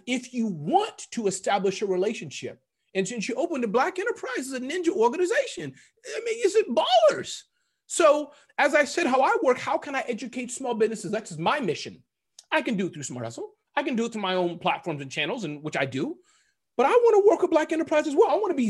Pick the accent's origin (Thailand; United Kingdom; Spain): United Kingdom; It's just, I'm British. I'm just like this.